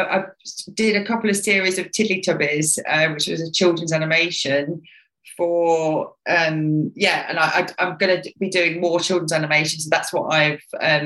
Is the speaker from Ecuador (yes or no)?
no; West Midlands, United Kingdom; I'm from Midlands in West Midlands in obviously UK